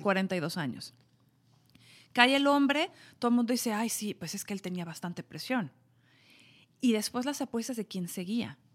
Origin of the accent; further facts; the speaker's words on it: Mexico; yo soy mexicana